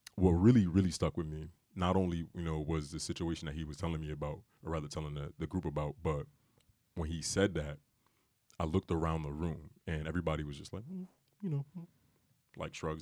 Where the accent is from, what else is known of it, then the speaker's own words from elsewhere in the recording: Bridgeport, Connecticut, United States; I'm from Bridgeport, you know, I'm not from money